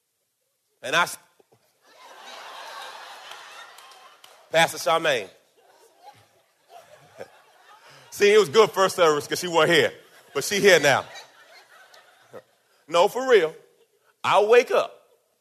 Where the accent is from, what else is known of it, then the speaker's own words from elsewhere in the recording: Jamaica; I was born in Jamaica